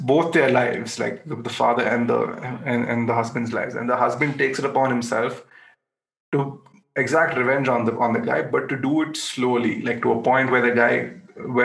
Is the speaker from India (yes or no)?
yes; India; we as an Indian audience